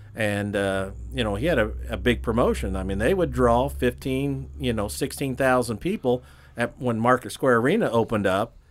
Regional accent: Greenfield, Indiana, United States; born and raised in Greenfield, Indiana

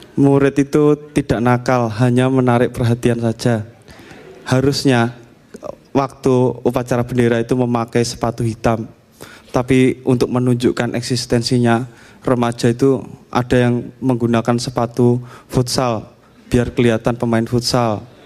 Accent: Java, Indonesia; saya Jawa, keluarga saya itu memegang erat budaya Eropa

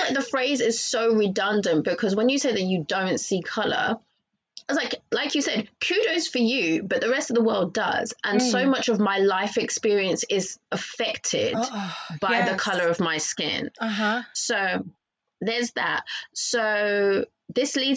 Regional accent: Chelmsford, East of England, United Kingdom; moved away; so I grew up in Essex. I lived in Chelmsford, Essex. I don't live there anymore.

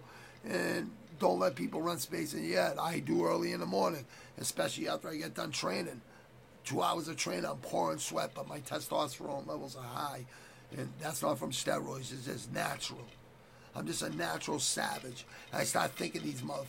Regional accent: Quincy, Massachusetts, United States; I grew up in Southwest Quincy

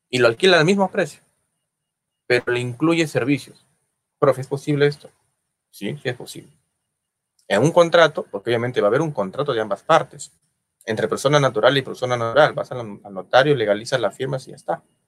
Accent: Peru; Yo soy peruano

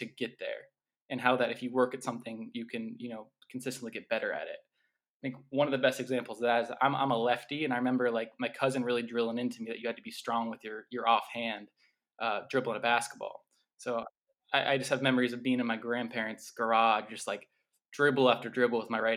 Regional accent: Columbus, Ohio, United States; I was born and raised in Columbus, Ohio, with a big Italian and a big Irish family.

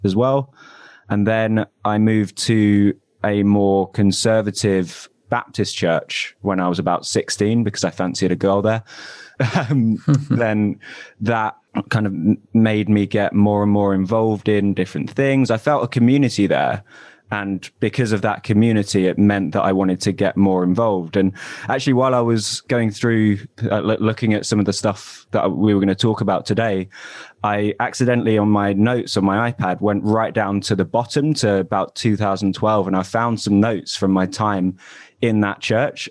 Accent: London, United Kingdom; moved away as an adult; now in Manchester, United Kingdom; I'm originally from Southeast London, though. Uh, moved up here about four years ago.

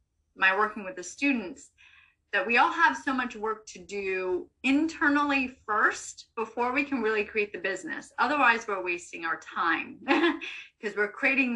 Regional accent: Vermont, United States; I grew up in Vermont.

